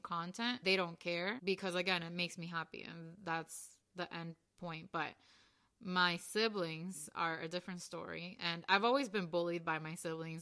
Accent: Venezuela; also born or lived in Colombia; now in Miami, United States; I was born in Venezuela, but my mom is Colombian

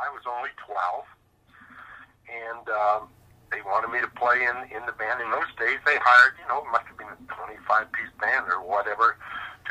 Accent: Regina, Saskatchewan, Canada; moved away as an adult; also born or lived in Calgary, Alberta; I was born in Regina, Saskatchewan. And I lived there for, about the first 30-some years of my life before moving to Calgary

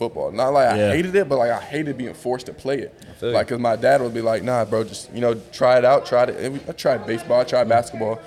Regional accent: Los Angeles, California, United States; born or raised there

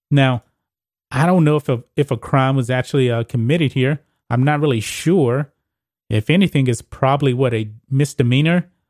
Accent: Texas, United States; my home state

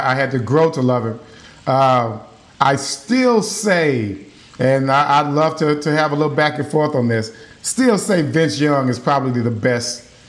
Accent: Dallas, Texas, United States; I grew up out here in Dallas, and most of my relatives live out on the south side. So you're talking, you know, South Oak Cliff, you're talking DeSoto, you're talking Duncanville, Cedar Hill.

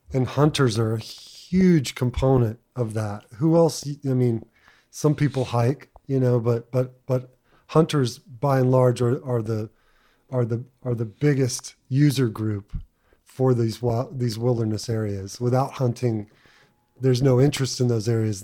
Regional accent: Texas, United States; growing up in Texas

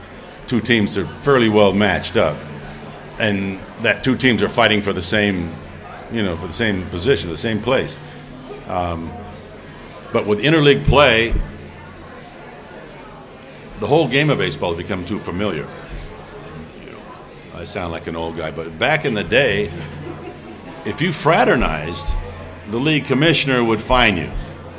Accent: New Hampshire, United States; You know, growing up in New Hampshire, a Triple Crown winner and all

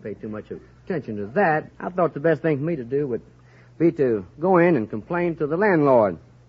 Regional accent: Somerville, Tennessee, United States; Oh, Somerville, Tennessee.

